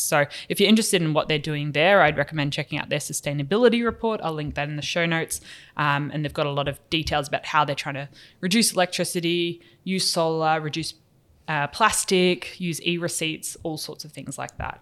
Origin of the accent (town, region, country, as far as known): New Zealand